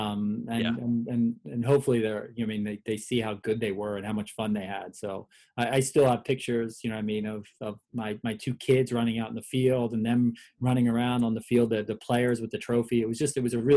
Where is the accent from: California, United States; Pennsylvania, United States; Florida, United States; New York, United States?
Pennsylvania, United States; Philadelphia; moved away; it's what Philly sports have always done for me. It's my connection to my hometown